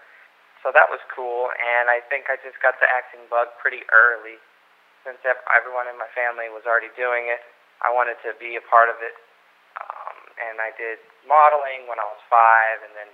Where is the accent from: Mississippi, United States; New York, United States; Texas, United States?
Texas, United States; Lewisville; moved away as an adult; now in California, United States; I grew up in Lewisville, Texas, which is in Dallas